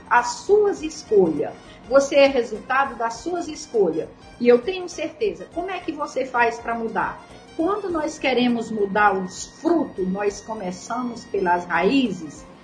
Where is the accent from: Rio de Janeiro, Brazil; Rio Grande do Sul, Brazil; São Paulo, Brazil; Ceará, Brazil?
Ceará, Brazil; Nós somos do Cearense, da terra, da terra onde não chove e o mato é verde